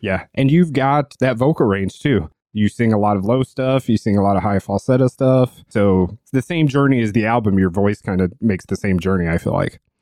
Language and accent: English; St. Louis, Missouri, United States; my hometown and close to where the barn is located in Saint Louis